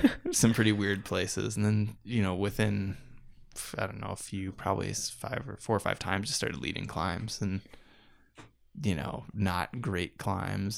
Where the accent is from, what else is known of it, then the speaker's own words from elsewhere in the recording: Iowa, United States; moved away; also born or lived in Denver, Colorado; the small town Iowa newspapers that I grew up